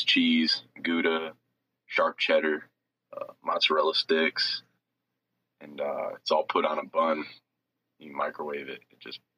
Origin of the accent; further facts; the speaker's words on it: Adrian, Michigan, United States; moved away as an adult; I come from Adrian mostly, which is like it's a small town about an hour away from Detroit